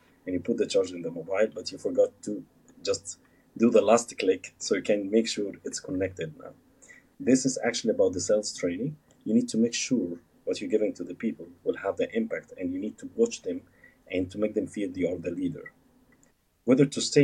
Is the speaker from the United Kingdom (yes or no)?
no; Egypt; moved away as an adult; also born or lived in Alexandria, Egypt / Cairo, Egypt; now in Dubai, United Arab Emirates; I came from Egypt, I came to SAE Institute in Dubai